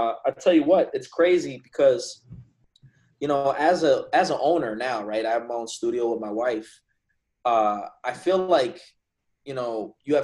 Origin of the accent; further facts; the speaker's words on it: New Jersey, United States; moved away as an adult; also born or lived in Teaneck, New Jersey / Hackensack, New Jersey; now in Virginia, United States; I'm from North Jersey. So I grew up about 10 minutes out of Manhattan, you know, George Washington Bridge